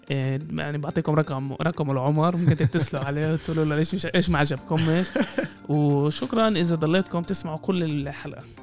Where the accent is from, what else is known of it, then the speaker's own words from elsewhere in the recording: Palestine; يعني حتى مش كاقليه كفلسطيني احنا كميه المواد اللي انكتبت علينا